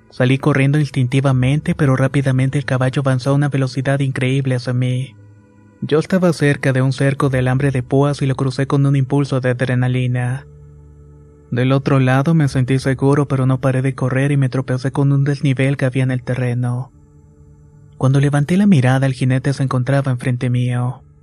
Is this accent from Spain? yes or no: no; Veracruz, Mexico; Soy originario de Veracruz y vivo en una comunidad del municipio de Santiago Tuxtra.